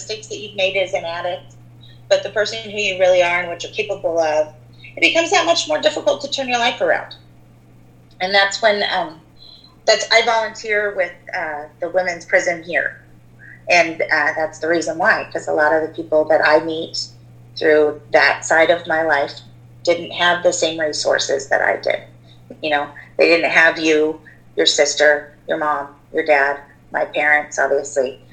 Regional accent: Port Orchard, Washington, United States; I grew up in Port Orchard with you

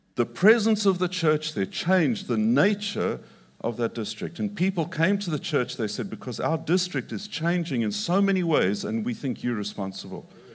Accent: Zimbabwe; moved away; also born or lived in Mongolia; I grew up in Zimbabwe and I grew up on a cattle ranch

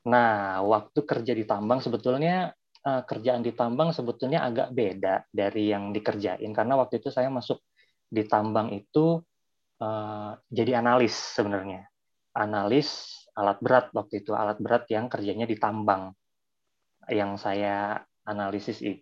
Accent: Bandung, West Java, Indonesia; also born or lived in Lumajang, Indonesia; asal dari Bandung. Walaupun asal dari Bandung, dulu waktu kecil juga sempat sekolah di Lumajang, Jawa Timur karena orang tua memang kerjanya di daerah sana.

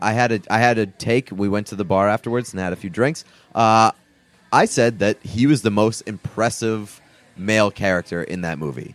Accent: New England, United States; I'm from New England

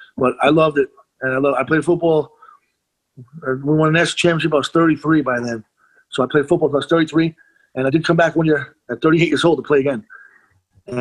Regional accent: Monroe, New York, United States; also born or lived in Rockaway, Queens, New York; almost 4 years old, we moved up to Monroe. Monroe Woodbury High School was where I went to high school

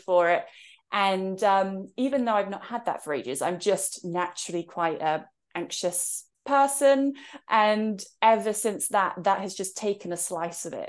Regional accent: England, United Kingdom; So, I'm in England right now, and that's also where I was born, as you could tell from my accent

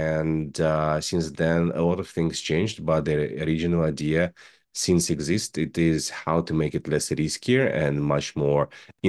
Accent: Russia; English is a second language; I am originally from Russia. I'm graduated from the aerospace university

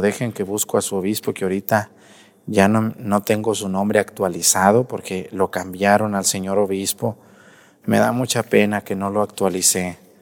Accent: Mexticacán, Jalisco, Mexico; now in Acatlán, Mexico; mi pueblo, Mestigacán

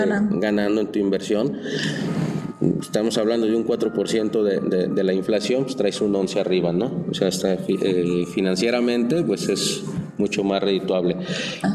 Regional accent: Mexico; nosotros mismos como mexicanos

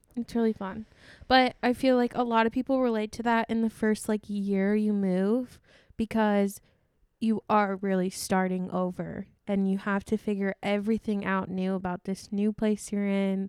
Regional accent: Sioux Falls, South Dakota, United States; moved away as an adult; also born or lived in Iowa; I've always moved with my parents. Like, I moved from Iowa to Sioux Falls

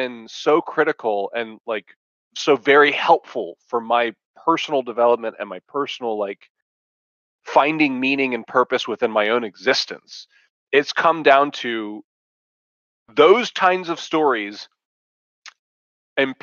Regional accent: Dallas, Texas, United States; Texas, I was born in Dallas

